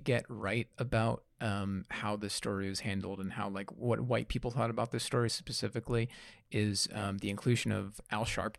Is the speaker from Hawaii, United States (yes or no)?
no; New York, United States; Being an Italian growing up in New York.